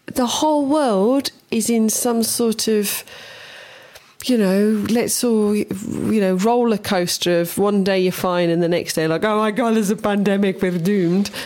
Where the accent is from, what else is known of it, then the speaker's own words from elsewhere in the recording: Bosnia & Herzegovina; also born or lived in England; now in Croatia; where I grew up in Herzegovina